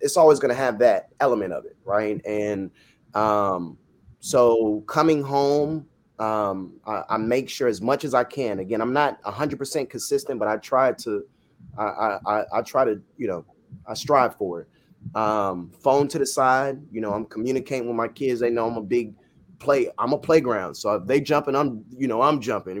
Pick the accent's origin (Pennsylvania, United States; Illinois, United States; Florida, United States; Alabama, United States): Florida, United States; I'm Jamaican by blood, Floridian by birth, and Jamaican parents